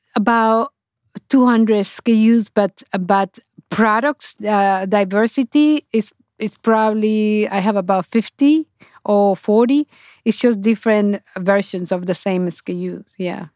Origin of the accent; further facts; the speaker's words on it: Honduras; English is a second language; moved away as an adult; now in New York, United States; i went back to honduras